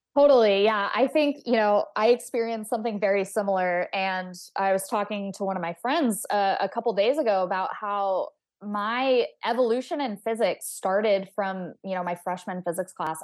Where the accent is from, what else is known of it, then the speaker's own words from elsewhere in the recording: Texas, United States; I grew up in Texas